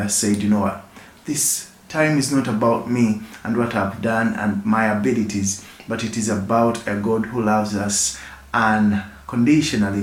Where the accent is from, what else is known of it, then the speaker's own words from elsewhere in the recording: Uganda; I come from Uganda and I work with Rock Projects Uganda